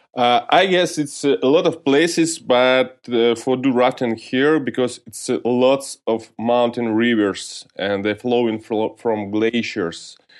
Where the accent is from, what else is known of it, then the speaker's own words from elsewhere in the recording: Georgiyevsk, Stavropol Krai, Russia; English is a second language; I was born in, in North Caucasus in different city, Georgijsk